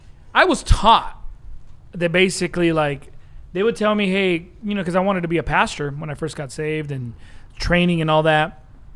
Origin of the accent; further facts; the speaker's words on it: Long Beach, California, United States; I remember growing up in Long Beach.